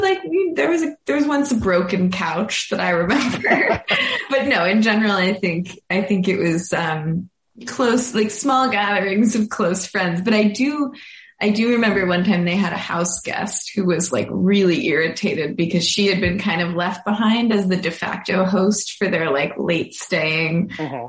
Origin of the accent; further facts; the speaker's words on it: Boston, Massachusetts, United States; now in Brooklyn, United States; I am from Boston and I live in, recently moved to Brooklyn, New York.